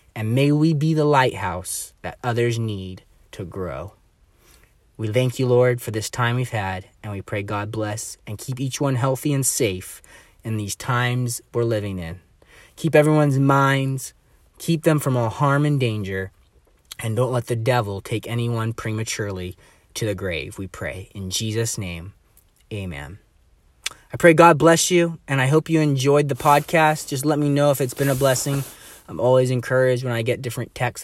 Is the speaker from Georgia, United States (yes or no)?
no; Bellingham, Washington, United States; I was born and raised in Bellingham here